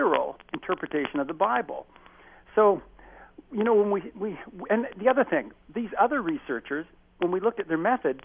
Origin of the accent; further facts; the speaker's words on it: Chatham, Ontario, Canada; even in my own hometown, I grew up in Chatham, Ontario